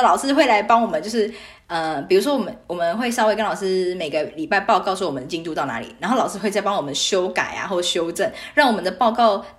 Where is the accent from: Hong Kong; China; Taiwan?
Taiwan; moved away as an adult; also born or lived in Australia / Canada; 然后问我来自哪里，我就说台湾